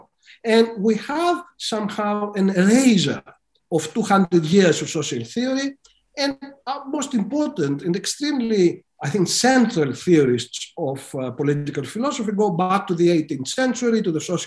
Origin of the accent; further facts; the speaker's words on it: Greece; moved away as an adult; I was a student of law during the brutal dictatorship in my home country of Greece